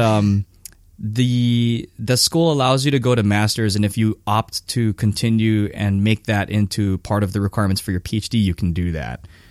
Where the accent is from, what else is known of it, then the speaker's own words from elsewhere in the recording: Hawaii, United States; moved away as an adult; also born or lived in Japan; I'm from Hawaii, so I was back in Hawaii for like two years living at my parents' house